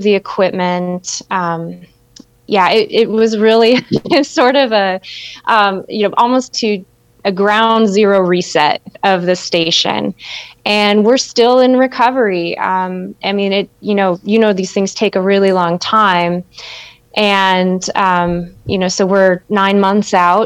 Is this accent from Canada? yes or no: no; Iowa, United States; moved away as an adult; also born or lived in Georgia; now in Kentucky, United States; I'm an Iowa native. I grew up in Iowa